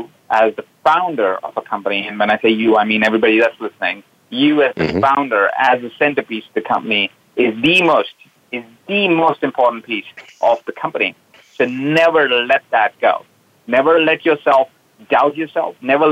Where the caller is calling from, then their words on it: Los Angeles, California, United States; I'm calling in from Los Angeles. I live in Los Angeles now. When we met, I was traveling around the world.